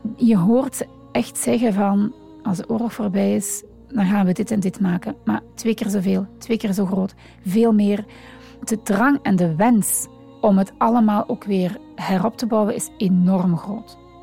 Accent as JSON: {"language": "Dutch", "area": "Limburg", "region": "Flanders", "country": "Belgium", "tie": "born or raised there", "moved": "yes", "lives_now": "Antwerp, Belgium", "said": "dus ik ben geboren in Limburg. Ondertussen woon ik al uh, eh, 30 jaar in Antwerpen."}